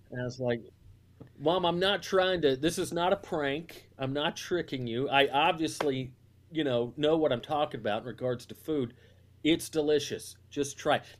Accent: the South, United States; I mean, that's growing up in the South. That that's one of the things that was frustrating. Like, I love my family and I love Southern culture

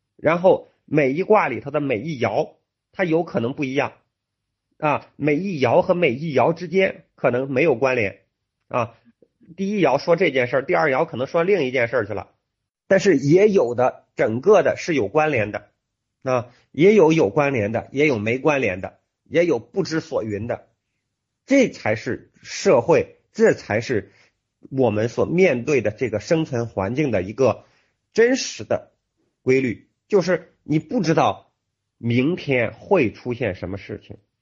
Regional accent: China; 我们中国人

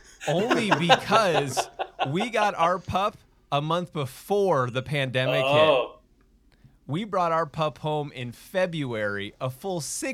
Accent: Minnesota, United States; now in Utah, United States; I'm a Utah transplant. I'm actually born and raised in Minnesota. I think I've done a good job of losing the accent, but every now and then you'll hear it come out

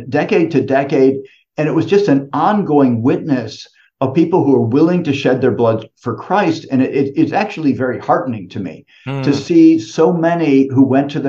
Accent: United States; now in Italy; I grew up in the United States

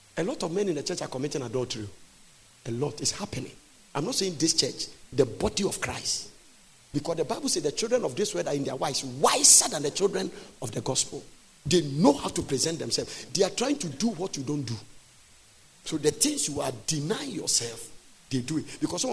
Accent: Ghana; I said, Ghana

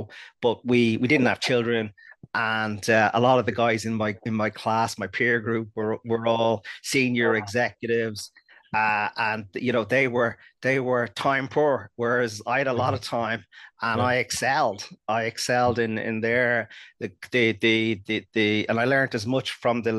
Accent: Dublin, Leinster, Ireland; I grew up in North Dublin in Santry

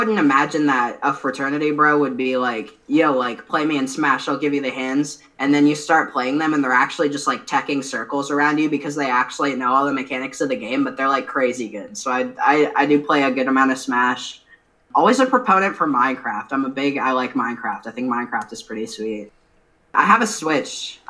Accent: Iowa, United States; I'm from Iowa

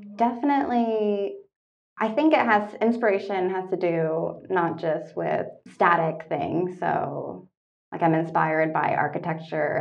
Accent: Toronto, Ontario, Canada; moved away as an adult; also born or lived in Kingston, Ontario; I'm Canadian. I grew up in Toronto.

